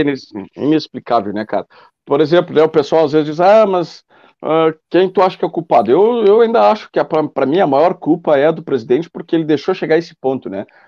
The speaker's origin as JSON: {"language": "Portuguese", "town": "Bagé", "region": "Rio Grande do Sul", "country": "Brazil", "moved": "as an adult", "lives_now": "Ilha Negra, Brazil", "said": "eu sou de Bagé e moro há nove anos aqui em Ilha Negra"}